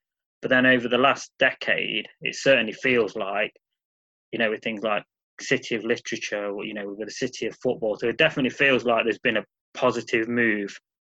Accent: Nottingham, East Midlands, United Kingdom; I'm born, raised, never lived anywhere outside of, well, I've never lived anywhere outside of NG9.

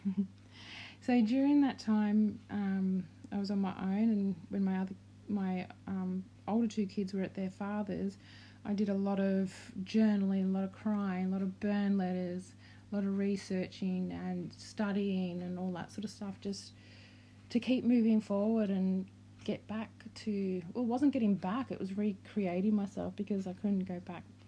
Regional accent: Australia; also born or lived in Victoria, Australia / Brisbane, Queensland, Australia; We're from Australia

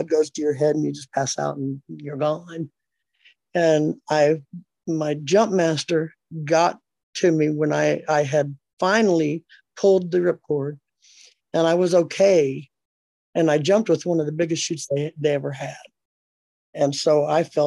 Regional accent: California, United States; moved away; I'm from California

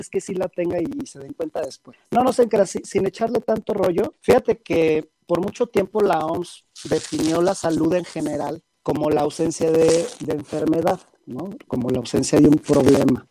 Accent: Guadalajara, Jalisco, Mexico; moved away as an adult; now in Mexico City, Mexico; yo soy de Guadalajara, radico aquí en la Ciudad de México

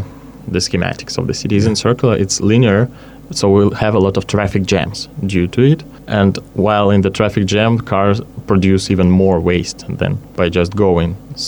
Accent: Krasnoyarsk, Krasnoyarsk Krai, Russia; moved away

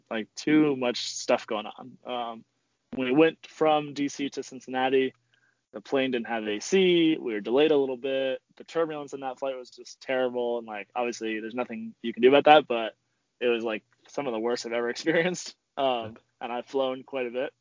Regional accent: Spain; now in United States; I'm originally from Spain

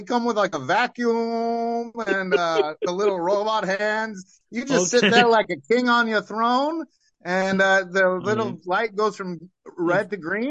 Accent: Brooklyn, New York, United States; Hey, I'm from New York. I might have gone to MIT, but I'm still from Brooklyn, you know.

